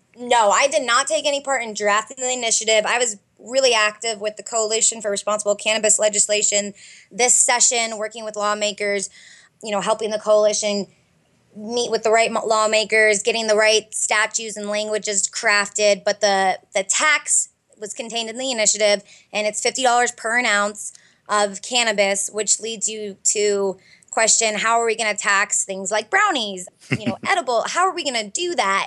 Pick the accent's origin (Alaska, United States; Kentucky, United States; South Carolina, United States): Alaska, United States; Fairbanks; moved away as an adult; now in Arizona, United States; I grew up in Fairbanks, Alaska, and went to law school here in Arizona